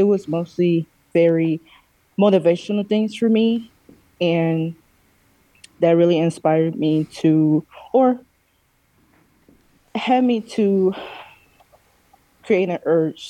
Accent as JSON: {"language": "English", "town": "Gary", "region": "Indiana", "country": "United States", "tie": "born or raised there", "said": "I was born and raised in Gary, Indiana"}